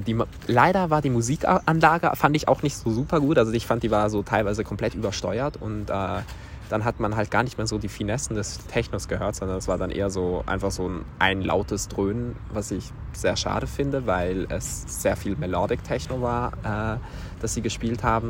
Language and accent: German; Switzerland; Und dann hab ich so gesagt, aus der Schweiz